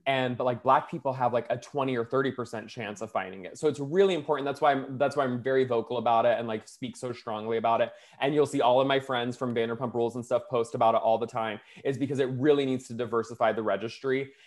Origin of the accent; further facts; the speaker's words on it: Florida, United States; now in Los Angeles, United States; I'm from Florida